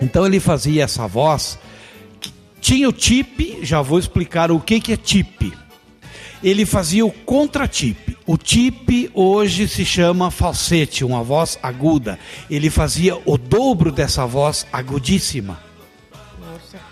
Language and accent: Portuguese; Caxias do Sul, Rio Grande do Sul, Brazil; moved away; Eu sou natural de Caxias do Sul, nasci na Criúva, terra dos Bertucci